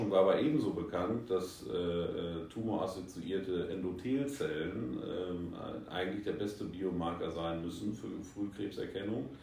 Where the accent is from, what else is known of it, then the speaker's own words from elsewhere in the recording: North Rhine-Westphalia, Germany; now in Asia; Äh, ich bin gebürtig aus dem Sauerland, lebe aber auch schon seit fast 20 Jahren in Asien.